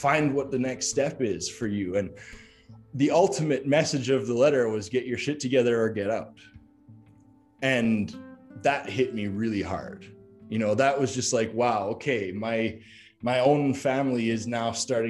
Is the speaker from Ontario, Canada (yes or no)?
no; Calgary, Alberta, Canada; moved away as an adult; I moved back to Calgary, which was my hometown